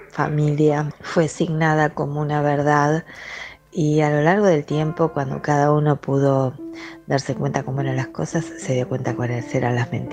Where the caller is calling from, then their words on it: Mar del Plata, Buenos Aires Province, Argentina; de Mar del Plata.